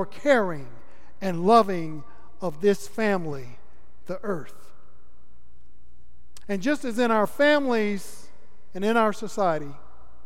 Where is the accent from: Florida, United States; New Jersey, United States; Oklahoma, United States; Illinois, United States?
Florida, United States; my home state of Florida